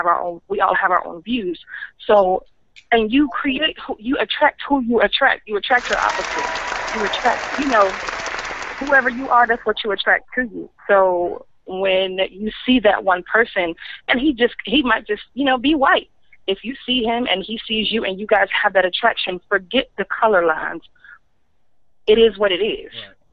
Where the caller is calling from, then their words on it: Summit, Georgia, United States; I'm calling from Summit in Georgia.